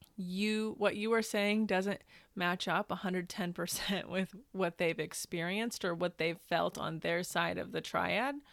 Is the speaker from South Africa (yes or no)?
no; Northern Indiana, United States; now in Los Angeles, United States; I'm originally from the Midwest. I'm from Northern Indiana.